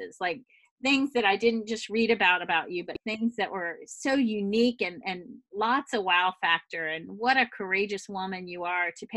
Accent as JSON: {"language": "English", "region": "the South", "country": "United States", "also_born_or_lived": "the Northeast", "moved": "yes", "said": "I'm a woman from the South who moved to the Northeast"}